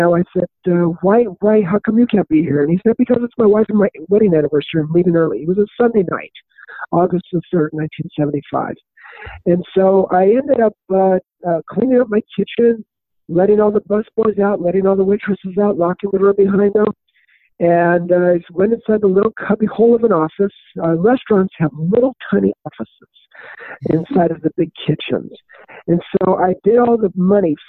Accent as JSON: {"language": "English", "town": "Los Angeles", "region": "California", "country": "United States", "tie": "born or raised there", "also_born_or_lived": "Arizona / Las Vegas, Nevada", "moved": "as an adult", "said": "I grew up in Los Angeles, California"}